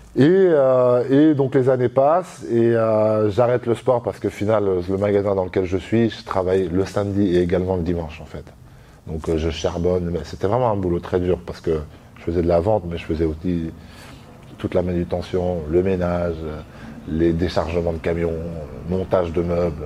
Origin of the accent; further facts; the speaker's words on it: La Roche-sur-Yon, Pays de la Loire, France; moved away as an adult; now in Paris, France; J'ai grandi, je suis né à La Roche-sur-Yon. J'ai grandi à La Roche-sur-Yon.